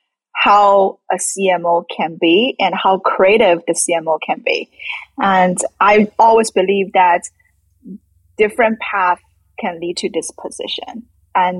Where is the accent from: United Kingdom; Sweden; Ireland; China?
China; moved away; I grew up in China